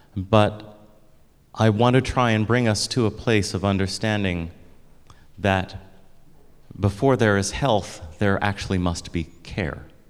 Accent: United States; I'm African American

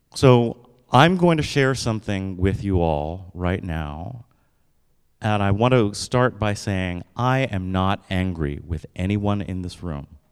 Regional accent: United States; I wake up and I'm a black guy every single day. Which comes with some stuff here in the United States

